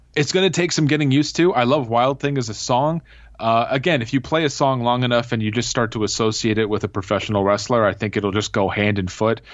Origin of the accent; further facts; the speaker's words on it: Canada; I am from Canada. I'm here in Ontario